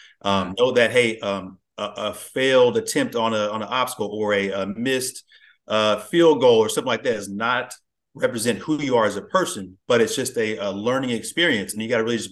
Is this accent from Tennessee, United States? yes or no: no; Plano, Texas, United States; I grew up in Plano. So yeah, this general Dallas area. I've been here pretty much all my life